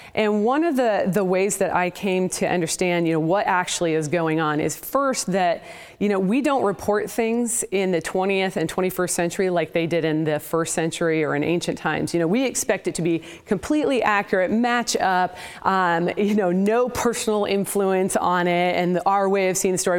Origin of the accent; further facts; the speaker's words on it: Portland, Oregon, United States; now in Houston, United States; I was raised in the Pacific Northwest in, uh, the Portland, Oregon area